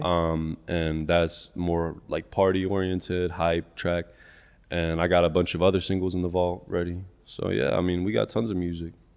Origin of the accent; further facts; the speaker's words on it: Topeka, Kansas, United States; I'm from Topeka, Kansas.